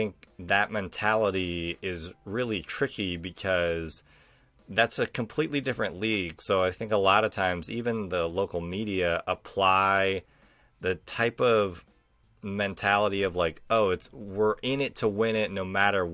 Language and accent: English; Cleveland, Ohio, United States; growing up in the Cleveland area